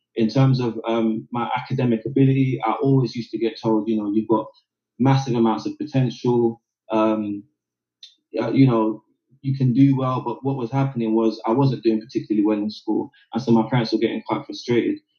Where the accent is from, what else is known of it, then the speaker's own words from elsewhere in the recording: London, United Kingdom; they made the decision to move me from South London, and I moved to East London